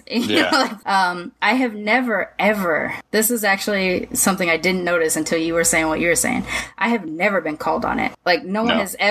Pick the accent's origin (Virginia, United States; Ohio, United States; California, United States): California, United States; Long Beach; also born or lived in Sacramento, California; I grew up in Long Beach